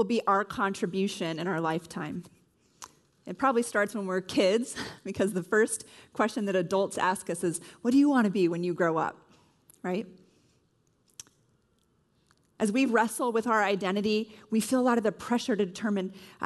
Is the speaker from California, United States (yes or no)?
yes; California, United States; moved away as an adult; I'm originally from California